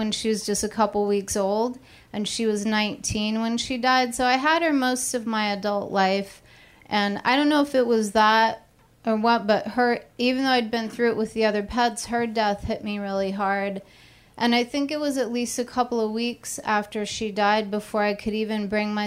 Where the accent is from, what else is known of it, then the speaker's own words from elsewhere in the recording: California, United States; moved away as an adult; also born or lived in Austin, Texas; I'm from California, but I've moved to Austin, Texas a few times.